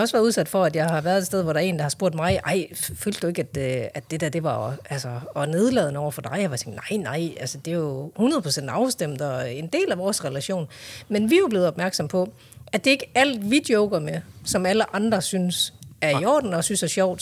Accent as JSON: {"language": "Danish", "town": "Hjørring", "region": "North Denmark Region", "country": "Denmark", "also_born_or_lived": "Vejle / Korea", "said": "jeg er jo egentlig fra Jøring"}